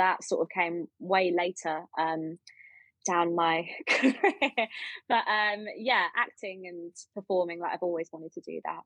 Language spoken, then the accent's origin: English; England, United Kingdom; I'm from the South.